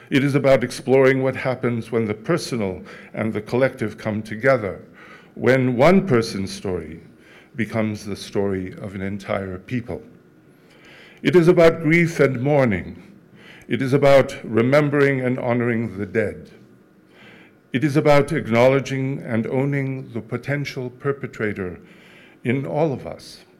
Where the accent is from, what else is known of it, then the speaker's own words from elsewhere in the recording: France; born there; I was born in France to two Auschwitz survivors and resistance fighters who had managed to survive unspeakable trauma with their dignity intact.